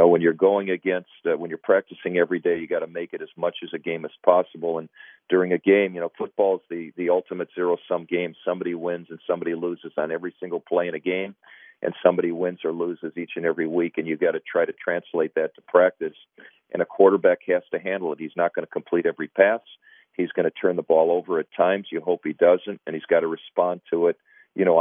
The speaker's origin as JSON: {"language": "English", "region": "Minnesota", "country": "United States", "tie": "born or raised there", "said": "growing up in Minnesota"}